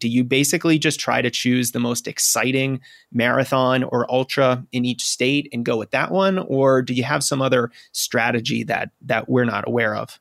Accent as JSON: {"language": "English", "region": "New England", "country": "United States", "tie": "born or raised there", "said": "I'm a New Englander, you know, born and raised in New England."}